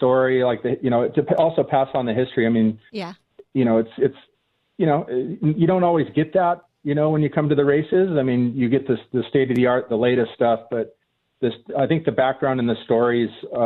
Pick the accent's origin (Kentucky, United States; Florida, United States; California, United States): California, United States; South Bay; I grew up in the South Bay